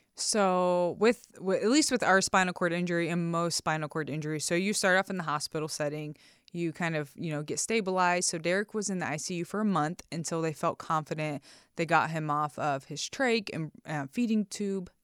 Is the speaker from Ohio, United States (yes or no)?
yes; Ohio, United States; I am from Ohio